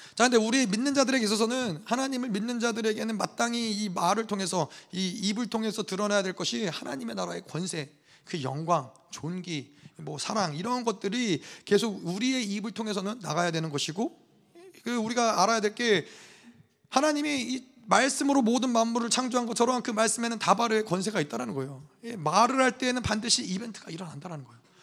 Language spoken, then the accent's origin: Korean; South Korea; now in United States; 저 같은 경우는 한국에서 태어났어요. 한국 사람이에요. 근데 미국에 시민권이 있어요.